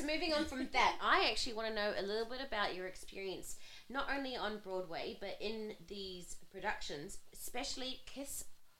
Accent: New Zealand; now in Australia; I'm a Kiwi.

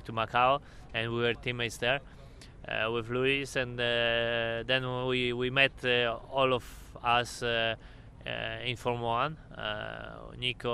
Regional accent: Krakow, Lesser Poland, Poland; center of the town where I was born in Krakow

